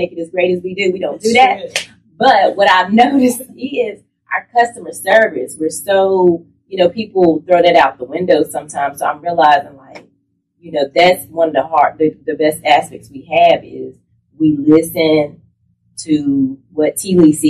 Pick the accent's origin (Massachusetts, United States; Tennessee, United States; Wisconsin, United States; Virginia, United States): Virginia, United States; Danville; I'm originally from Danville, Virginia